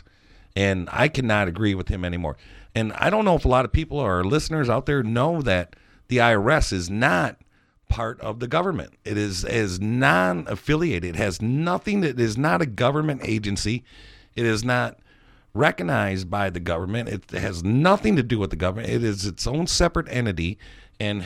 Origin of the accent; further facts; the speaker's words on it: Detroit, Michigan, United States; moved away as an adult; I grew up in Detroit till I was maybe 20